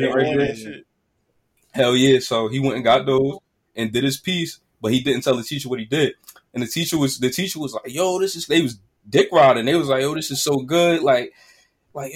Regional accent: Newark, New Jersey, United States; I'm from Newark

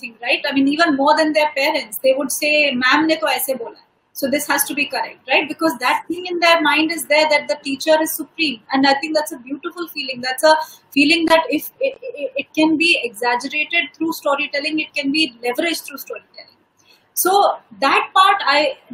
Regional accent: Delhi, India; Growing up in Delhi

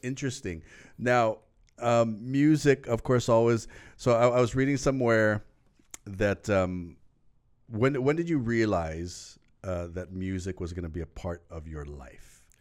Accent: Lanai, Hawaii, United States; now in Oahu, United States; I was from Lanai

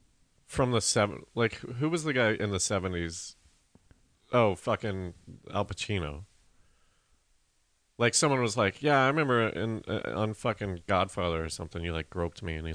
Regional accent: Colorado, United States; growing up in Colorado

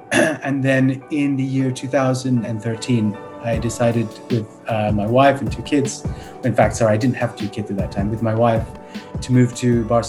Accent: United Kingdom; born there; I was born in the United Kingdom, so I have a British passport. My parents are from India.

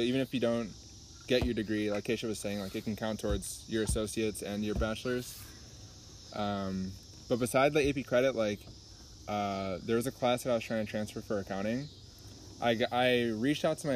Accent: Illinois, United States; we're from Illinois

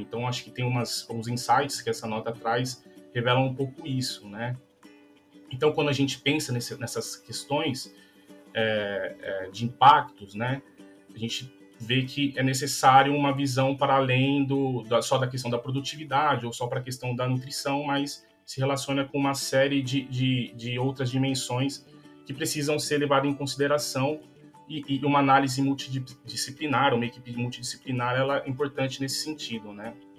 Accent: São Paulo, Brazil; moved away as an adult; also born or lived in Alfenas, Minas Gerais; eu sou de São Paulo

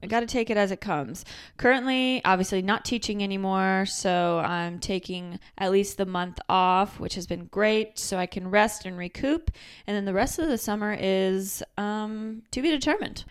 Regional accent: Michigan, United States; accent: Michigan; my Michigan accent

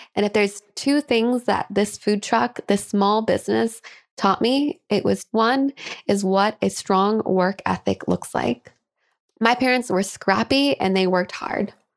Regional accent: Kent, Washington, United States; my hometown of Kent, Washington

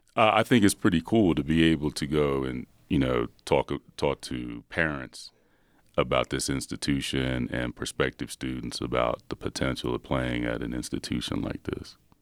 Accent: Philadelphia, Pennsylvania, United States; I'm from Philadelphia.

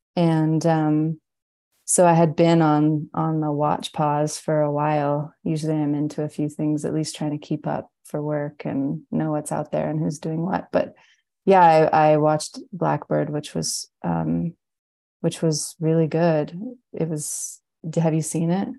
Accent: British Columbia, Canada; I'm in my hometown and it's in the mountains in British Columbia.

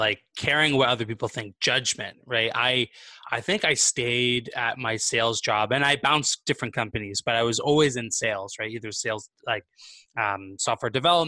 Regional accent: Vancouver, British Columbia, Canada; moved away as an adult; now in Montreal, Canada; I'm originally from the West Coast, so from Vancouver, BC.

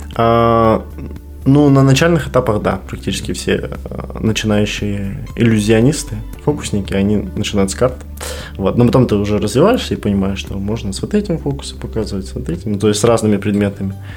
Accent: Belarus; now in Kazakhstan; я белорус

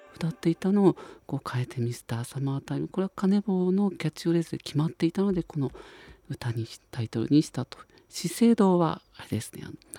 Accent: Sagamihara, Kanagawa, Japan; 相模原、僕の地元

